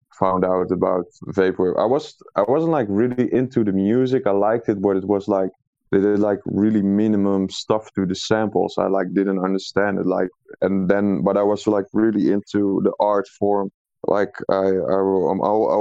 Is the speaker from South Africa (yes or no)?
no; Netherlands; I'm not actually from Amsterdam, but from a small town that's 2 hours away from Amsterdam